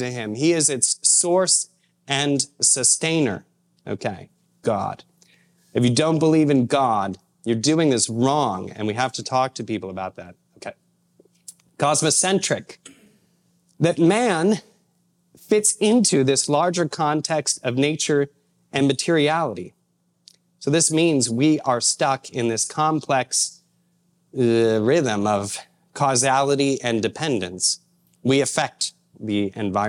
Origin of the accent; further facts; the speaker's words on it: Indiana, United States; moved away; I'm from Indiana originally